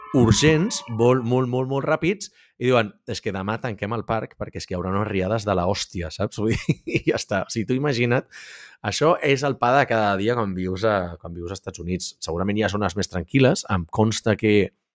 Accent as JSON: {"language": "Catalan", "region": "Catalonia", "country": "Spain", "said": "com a bon català"}